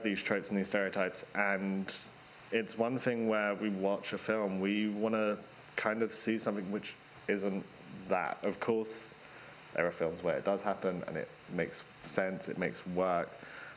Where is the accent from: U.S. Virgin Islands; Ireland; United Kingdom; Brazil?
United Kingdom; London; being a Londoner